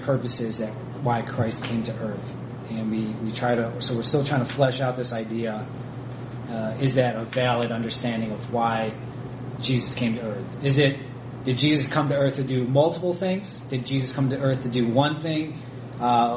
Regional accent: Ohio, United States; now in Michigan, United States; I was from Ohio

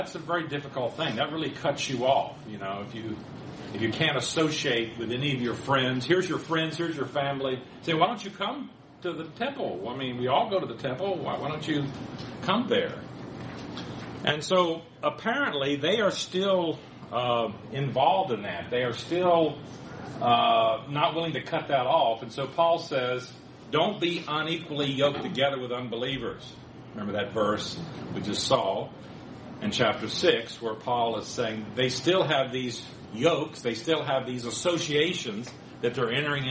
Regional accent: the South, United States; I was from the South, and my family didn't go very much

